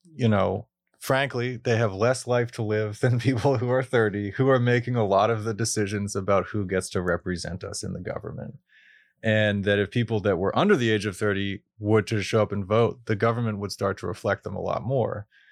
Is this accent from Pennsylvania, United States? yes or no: yes; Pittsburgh, Pennsylvania, United States; growing up in Pittsburgh